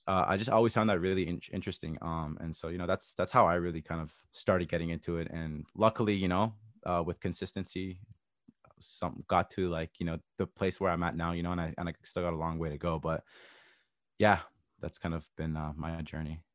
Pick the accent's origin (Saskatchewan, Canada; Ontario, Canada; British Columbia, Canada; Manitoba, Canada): Ontario, Canada; Toronto; I grew up in Toronto, a multicultural area.